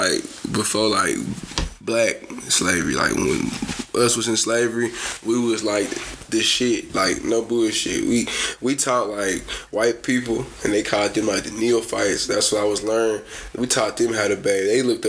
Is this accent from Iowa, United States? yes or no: no; Nashville, Tennessee, United States; I'm from Nashville though. I ain't from Memphis though.